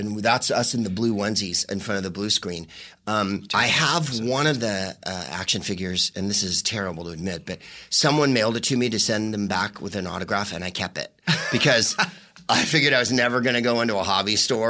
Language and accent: English; San Francisco, California, United States; we're both from San Francisco